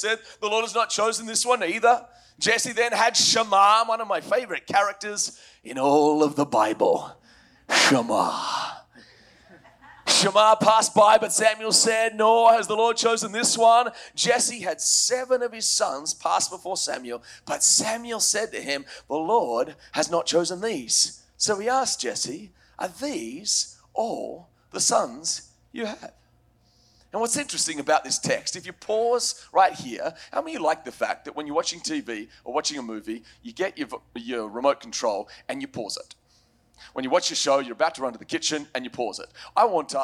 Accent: Australia; moved away; As an Australian

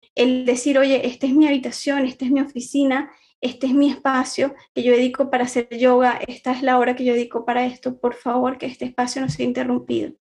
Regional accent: Venezuela; moved away as an adult; now in Barcelona, Spain; soy venezolana, actualmente vivo acá en Barcelona, emigré buscando una mejor calidad de vida

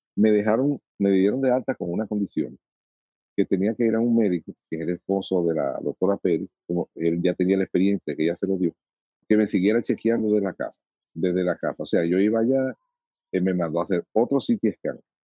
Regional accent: Dominican Republic; como soy dominicano

